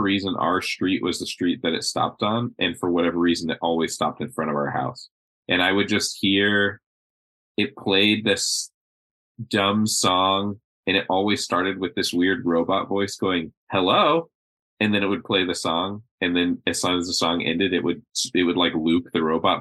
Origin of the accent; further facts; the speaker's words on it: Florida, United States; I'm from Florida